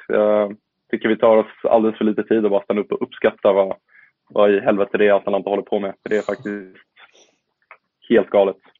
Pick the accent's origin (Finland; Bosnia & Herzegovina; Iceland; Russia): Bosnia & Herzegovina; now in Sweden; som bosnier